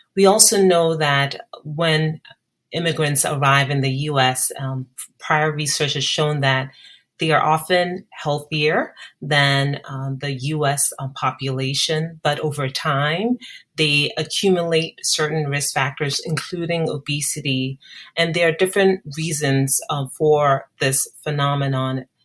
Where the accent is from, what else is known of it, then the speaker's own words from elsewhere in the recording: Ghana; moved away as an adult; now in United States; growing up in Ghana